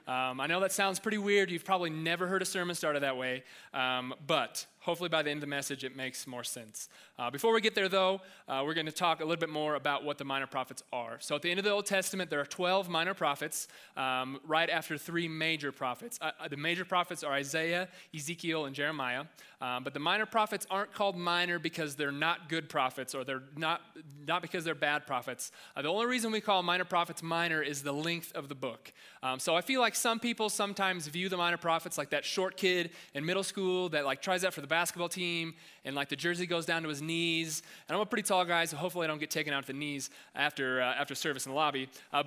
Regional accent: Joplin, Missouri, United States; because I came from Joplin, where it's Tornado Alley.

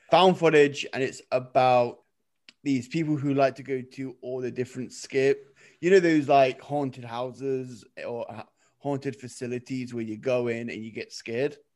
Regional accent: England, United Kingdom; I'm English.

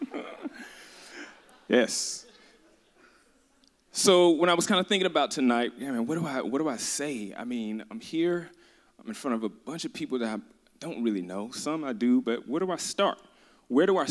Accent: Birmingham, Alabama, United States; I'm from Birmingham, Alabama

